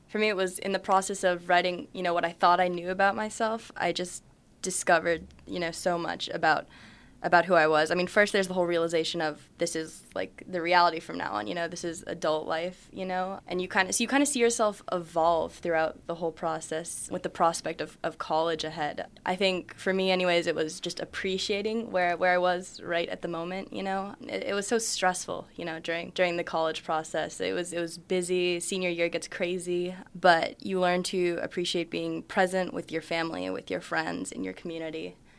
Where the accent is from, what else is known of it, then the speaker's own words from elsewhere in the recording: United States; I'm half Japanese, half Irish, so I've been to Ireland a lot. I go to Little Tokyo all the time, but, you know, I'm a, I'm American